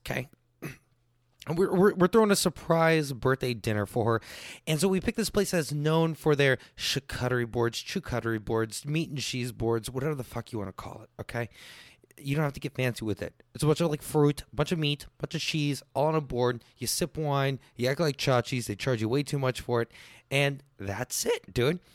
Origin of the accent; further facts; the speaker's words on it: Texas, United States; I'm just Texan